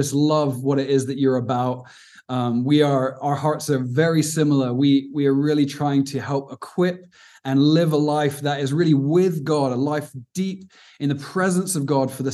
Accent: Cornwall, South West England, United Kingdom; also born or lived in Aberdeen, Scotland; now in Cape Town, South Africa; I'm from the southwest of England, a little place called Cornwall, which is beautiful

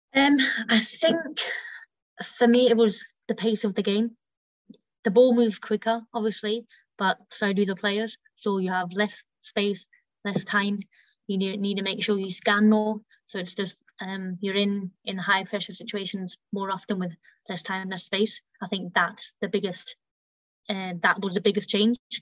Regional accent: Germany; now in Leicester, United Kingdom; I grew up in Germany

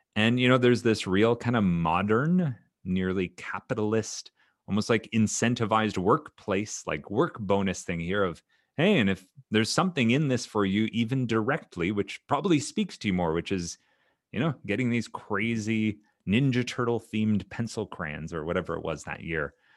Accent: Ontario, Canada; growing up in Canada, both as a student in Ontario and then later as a teacher

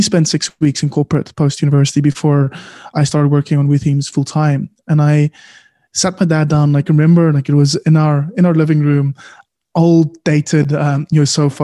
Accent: South Africa; also born or lived in Cape Town; I am proudly South African

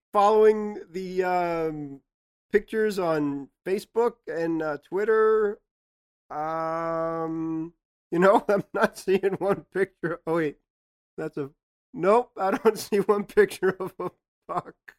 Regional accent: New York, United States; We're from New York

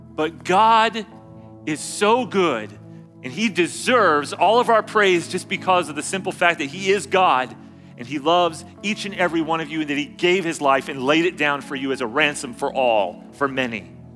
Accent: California, United States; I grew up in California

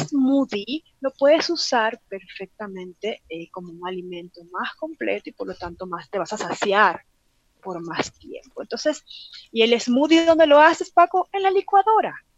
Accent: Venezuela; moved away as an adult; now in Mexico; Yo soy venezolana

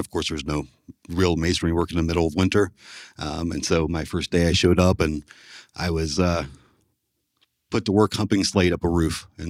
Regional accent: Huntington, West Virginia, United States; also born or lived in Columbus, Ohio; Well, I grew up just outside of Huntington, West Virginia. I attended school up to the high school in Huntington, and then I moved to Columbus, Ohio to attend Columbus College of Art and Design.

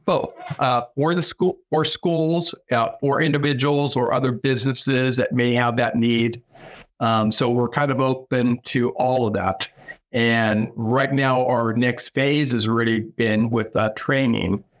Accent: Sacramento, California, United States; moved away as an adult; now in Pittsburg, Kansas, United States; I come from California. In California, I lived in a large city, Sacramento

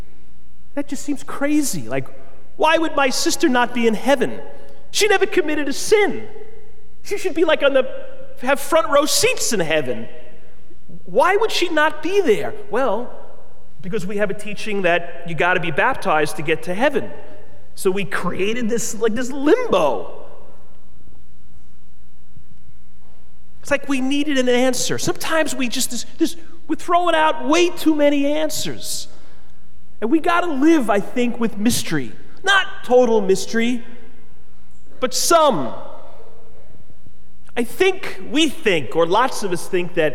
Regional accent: United States; I love being an American, and I'm grateful for it

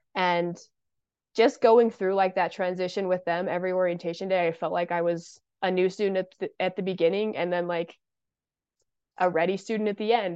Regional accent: Brigham City, Utah, United States; I am from Brigham City, Utah

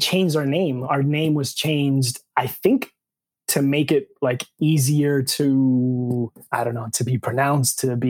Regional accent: Miami, Florida, United States; moved away as an adult; born and raised in Miami. Both my parents were born in Cuba

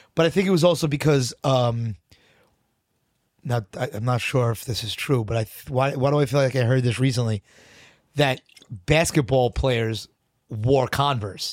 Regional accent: New York City, New York, United States; I grew up in Bayside in Queens

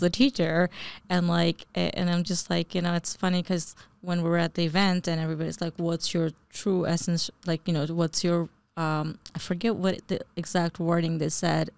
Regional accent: New Jersey, United States; also born or lived in Bangladesh; I was born in Bangladesh and uh, but grew up pretty much most of my life really in New Jersey

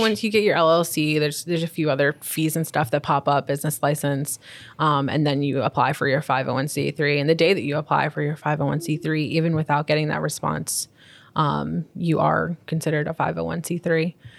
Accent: Long Island, New York, United States; moved away; also born or lived in Florida; I spent most of my, um, childhood being raised, um, on Long Island

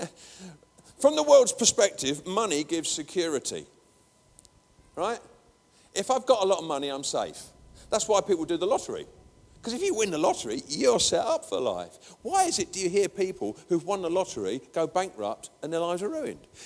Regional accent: England, United Kingdom; I'm an Englishman

